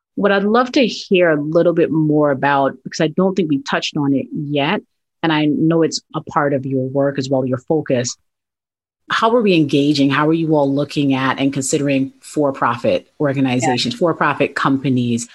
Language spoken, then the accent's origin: English; New York City, New York, United States; I grew up in the South Bronx